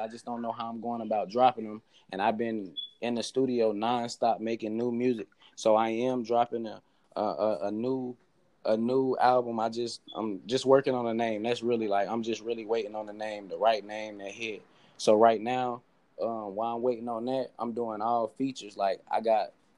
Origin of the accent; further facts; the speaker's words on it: Charlotte, North Carolina, United States; I'm really from North Charlotte